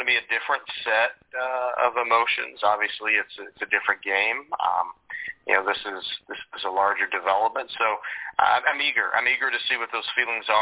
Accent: the South, United States; growing up in the South

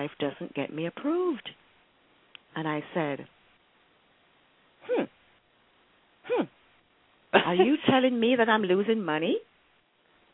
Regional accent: Jamaica; moved away as an adult; now in Alexandria, United States; I'm from Jamaica

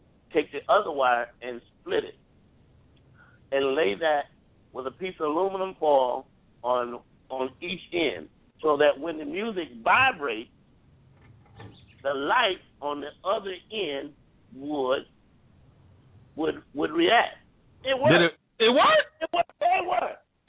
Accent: Columbia, South Carolina, United States; moved away as an adult; now in Atlanta, United States; So I moved to Atlanta from Columbia, South Carolina, and I get ready to go to school.

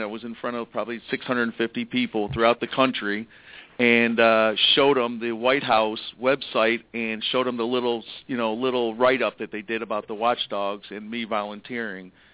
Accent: Michigan, United States; moved away; I am moving back to Michigan and I am from Michigan

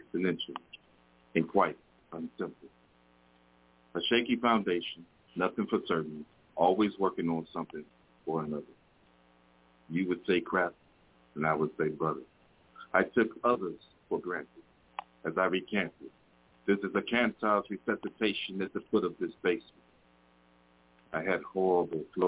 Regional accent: Detroit, Michigan, United States; I'm from Detroit

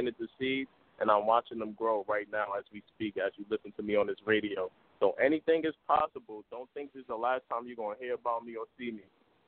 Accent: Arkansas, United States; And I'm from Arkansas, so I got to show Arkansas love, man.

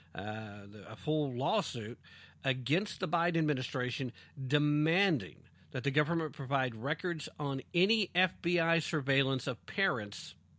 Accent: East Tennessee, United States; accent: East Tennessee; East Tennessee tongue

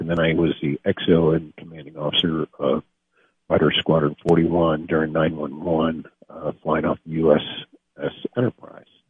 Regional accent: Niles, Michigan, United States; I grew up in Niles, in the west side of the state

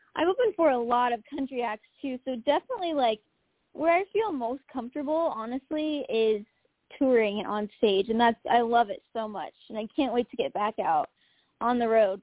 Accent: Omaha, Nebraska, United States; moved away as an adult; now in Nashville, United States; my hometown of Omaha, Nebraska.

